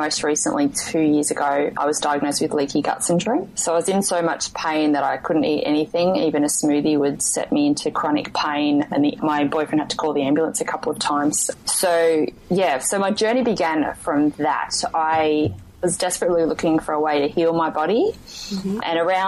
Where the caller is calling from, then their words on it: Western Australia, Australia; I'm calling in from Western Australia.